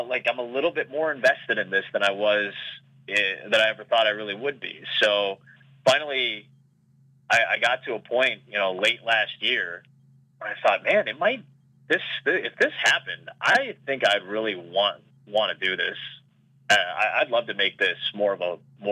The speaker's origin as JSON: {"language": "English", "town": "Chicago", "region": "Illinois", "country": "United States", "tie": "born or raised there", "said": "I grew up in Chicago"}